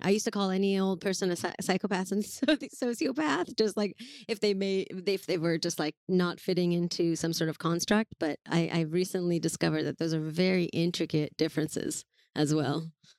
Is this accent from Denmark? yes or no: no; Iran; now in Los Angeles, United States; I'm from Iran. I was born there, and it was quite a fantastic place. The culture is warm, very similar to the Latin cultures, very family oriented and a lot of celebration for the most part.